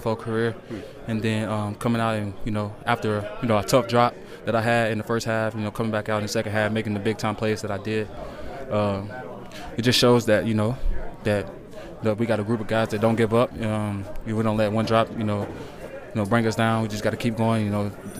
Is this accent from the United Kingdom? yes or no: no; Tennessee, United States; born or raised there; moved away